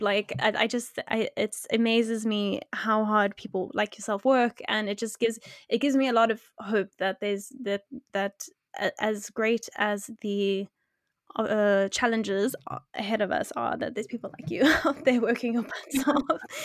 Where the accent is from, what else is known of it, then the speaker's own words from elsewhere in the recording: South Africa; I'm I'm from South Africa